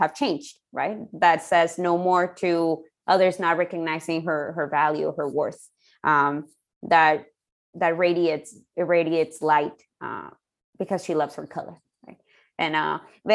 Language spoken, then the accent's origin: English; Ciudad Juárez, Chihuahua, Mexico; moved away; growing up in Mexico